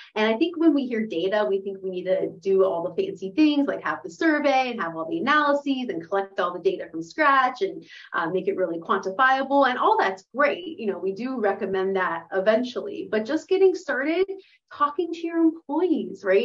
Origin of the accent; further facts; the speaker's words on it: Pittsburgh, Pennsylvania, United States; moved away as an adult; I was born and raised here in Pittsburgh, went to Woodland Hills, went to Pitt.